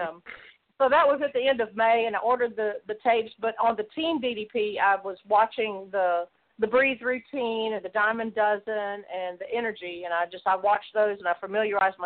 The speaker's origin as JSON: {"language": "English", "area": "close to Memphis", "region": "Mid-South", "country": "United States", "tie": "born or raised there", "said": "I grew up in the Mid-South close to Memphis"}